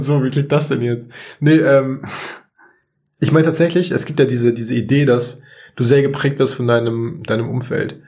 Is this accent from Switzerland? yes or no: no; Munich, Bavaria, Germany; ich komme aus München